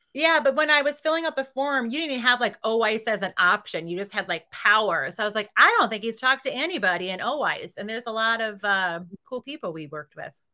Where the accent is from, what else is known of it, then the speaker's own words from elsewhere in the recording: Reedsville, Wisconsin, United States; moved away; My hometown is, um, twelve hundred people. It's thirty miles south of Green Bay